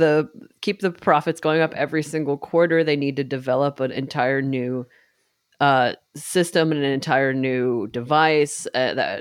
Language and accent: English; New York, United States; growing up in New York and being able to go